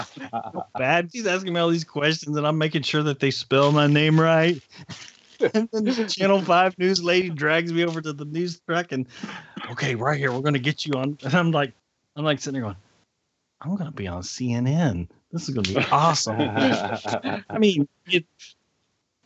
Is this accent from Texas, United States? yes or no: yes; Dallas, Texas, United States